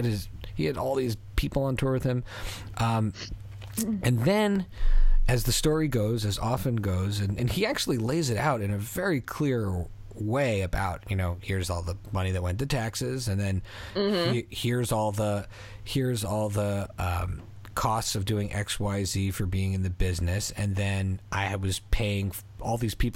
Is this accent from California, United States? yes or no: no; Philadelphia, Pennsylvania, United States; born there; I was an American, or I am an American, but I was born in Philly